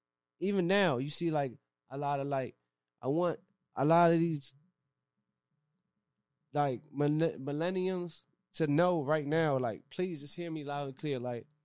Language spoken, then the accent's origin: English; Maryland, United States; I mean, I grew up in Maryland. I feel like my lifestyle in Maryland was still, like, D.C. type lifestyle because I had a lot of family that lived in D.C.